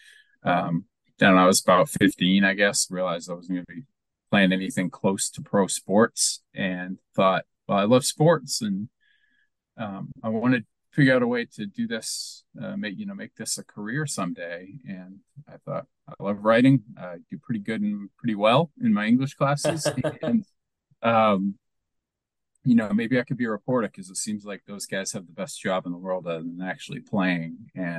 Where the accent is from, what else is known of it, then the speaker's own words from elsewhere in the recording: Bath, Maine, United States; accent: not quite Boston accent; Yeah, I grew up in Bath, Maine